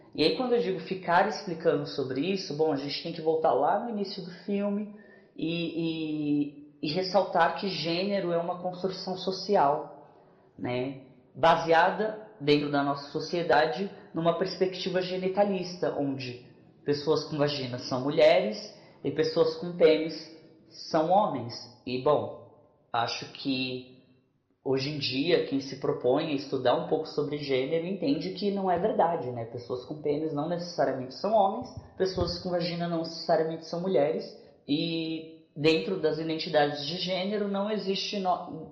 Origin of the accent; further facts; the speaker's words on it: Minas Gerais, Brazil; now in São Paulo, Brazil; Sou natural de Minas Gerais, residindo atualmente em São Paulo.